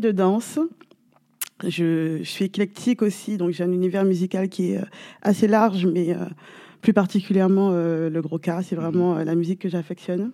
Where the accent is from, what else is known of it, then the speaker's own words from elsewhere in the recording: Guadeloupe; je suis originaire de la Guadeloupe